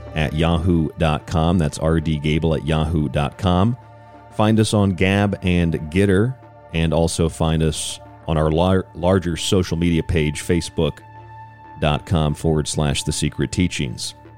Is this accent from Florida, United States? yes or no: yes; St. Petersburg, Florida, United States; I grew up in Florida